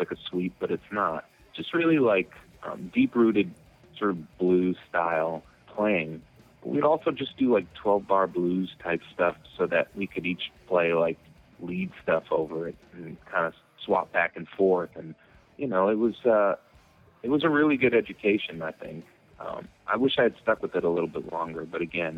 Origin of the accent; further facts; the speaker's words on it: Methuen, Massachusetts, United States; growing up in Methuen, Massachusetts, this suburb, you know, like a half hour north of Boston